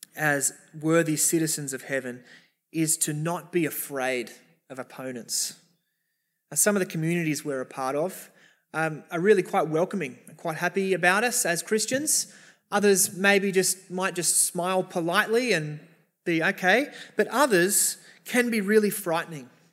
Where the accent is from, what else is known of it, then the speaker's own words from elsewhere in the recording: Sydney, New South Wales, Australia; we're Australian. We're, many of us, Sydneysiders, in the eastern suburbs